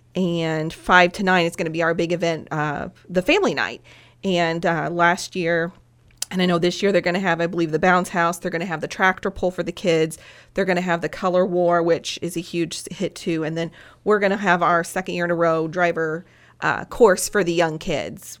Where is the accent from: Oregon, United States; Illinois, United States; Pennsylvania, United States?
Illinois, United States; Henderson County; I grew up in Henderson County, married a farmer